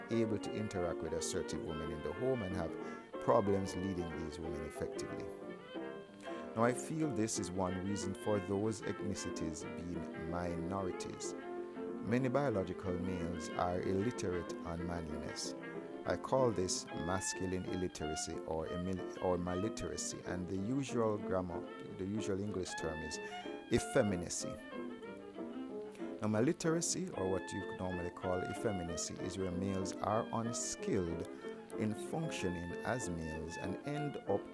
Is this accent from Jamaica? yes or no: yes; Jamaica; I grew up in Jamaica with mainly assertive women